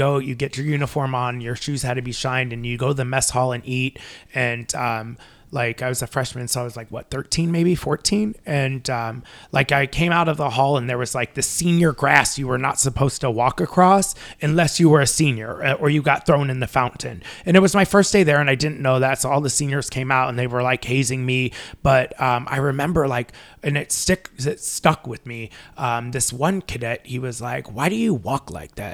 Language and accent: English; Long Beach, California, United States; I grew up in Long Beach